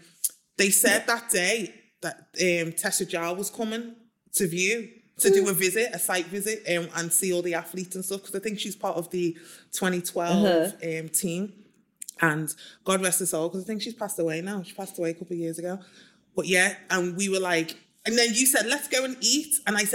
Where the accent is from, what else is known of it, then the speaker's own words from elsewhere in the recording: Nigeria; I mean, Nigeria is amazing because I am like Nigerian myself.